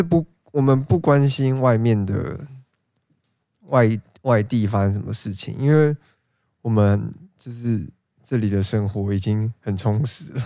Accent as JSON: {"language": "Chinese", "region": "Taipei", "country": "Taiwan", "said": "身为身份证号是 A 的我"}